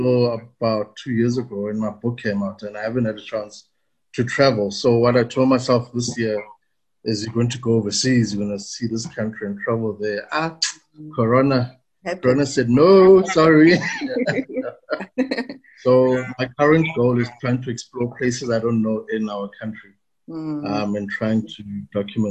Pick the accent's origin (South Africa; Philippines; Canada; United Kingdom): South Africa; we South African chefs